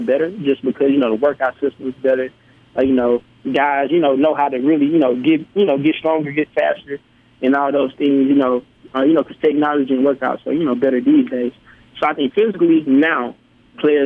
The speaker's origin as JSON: {"language": "English", "town": "Mendenhall", "region": "Mississippi", "country": "United States", "tie": "born or raised there", "said": "growing up in Mendenhall in the country"}